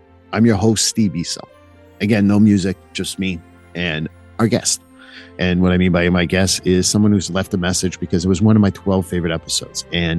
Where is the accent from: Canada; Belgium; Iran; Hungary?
Canada; I'm Canadian.